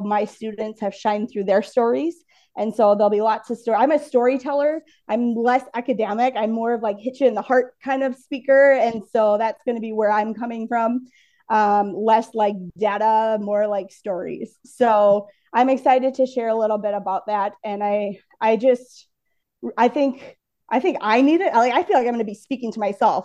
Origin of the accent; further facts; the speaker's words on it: Minnesota, United States; I am from Minnesota